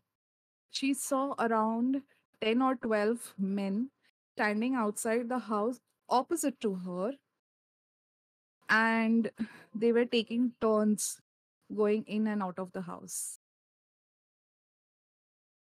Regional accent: India

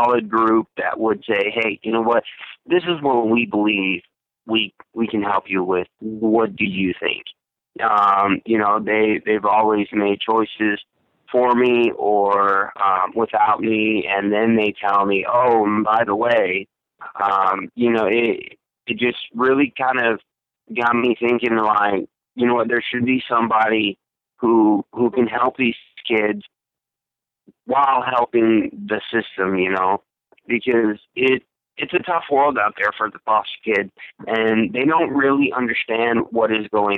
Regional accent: Russia; now in United States; I was originally born and raised in Russia, Kemerovo, Moscow, Russia

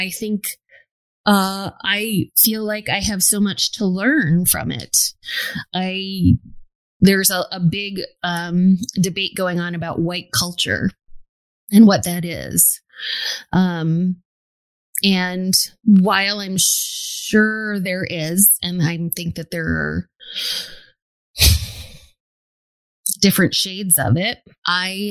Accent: New York City, New York, United States; I was born and raised in New York City, which is incredibly diverse

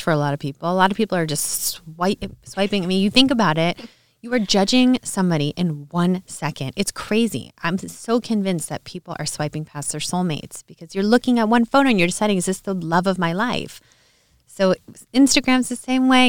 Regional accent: Orange County, California, United States; also born or lived in New Orleans / Los Angeles; I grew up in Orange County, California

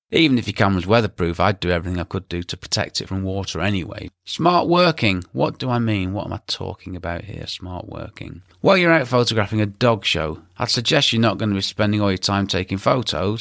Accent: England, United Kingdom; being English and living in England

